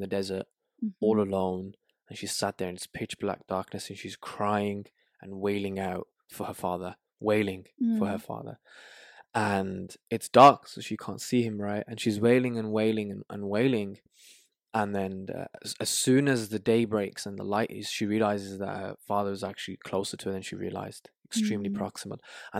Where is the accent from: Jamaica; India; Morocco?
Morocco; Tangier, Tanger-Tetouan-Al Hoceima; Oh, wow. That's where I'm from. That's where my mom's from.